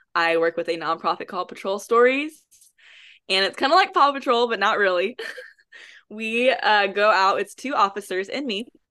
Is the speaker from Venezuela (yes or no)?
no; Houston, Texas, United States; moved away as an adult; now in Dallas, United States; I am originally from Houston, Texas, but I currently reside in Dallas